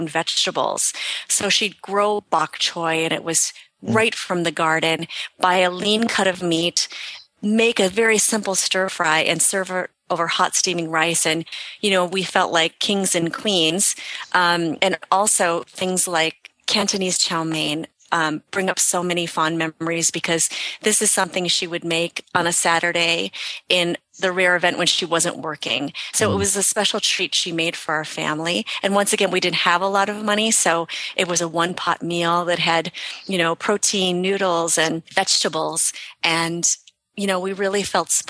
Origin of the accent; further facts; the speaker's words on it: Minnesota, United States; So I was born and raised in Minnesota.